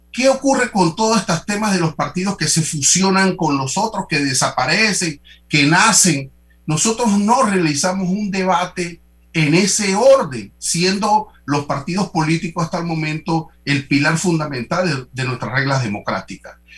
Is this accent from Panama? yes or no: yes; Panama; tenemos que debatir esto como panameños